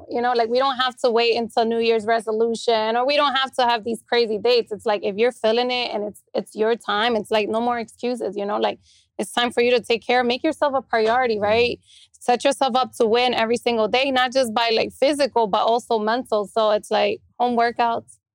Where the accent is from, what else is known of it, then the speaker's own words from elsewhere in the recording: Honduras; You know, I'm from Honduras, so like it's all about making sure everybody's good.